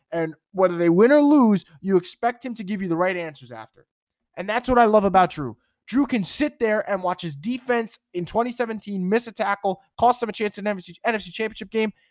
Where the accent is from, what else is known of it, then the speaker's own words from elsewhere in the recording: New York, United States; I'm from New York.